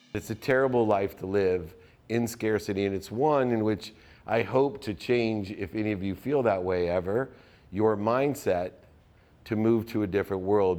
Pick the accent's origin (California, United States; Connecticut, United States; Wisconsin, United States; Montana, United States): California, United States; San Diego; living in my hometown of San Diego